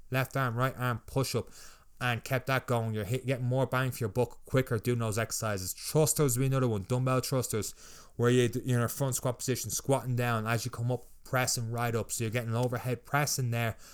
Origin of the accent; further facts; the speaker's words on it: Ireland; I would be the Irish version